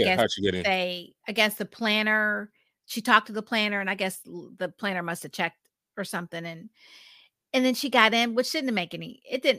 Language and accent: English; Pittsburgh, Pennsylvania, United States; I'm from Pittsburgh.